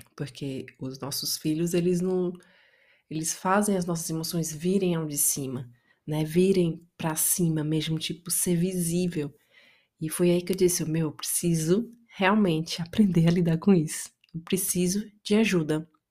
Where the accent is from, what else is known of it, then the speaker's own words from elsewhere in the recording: Itapajé, Ceará, Brazil; moved away; eu sou brasileira, eu cresci no interior do Brasil, numa cidade chamada Itapajé, interior do Ceará